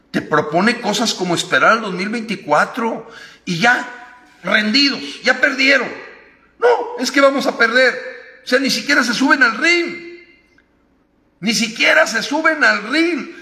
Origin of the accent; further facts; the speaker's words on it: Mexico; como mexicano